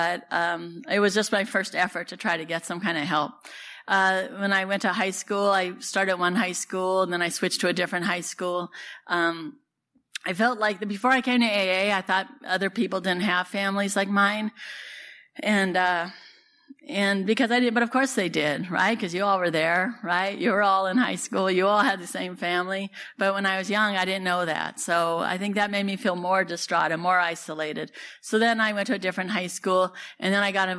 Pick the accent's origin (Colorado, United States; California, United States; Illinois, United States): California, United States; Santa Cruz; also born or lived in San Francisco; I was born and raised down in Santa Cruz